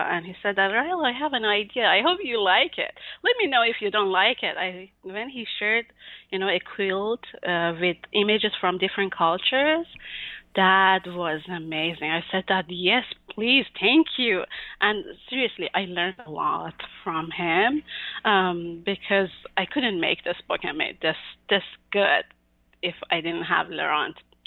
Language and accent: English; Mashhad, Razavi Khorasan, Iran; moved away as an adult; now in United States; I was born and raised in Mashhad, the second biggest city in Iran, and I moved to the United States in 2011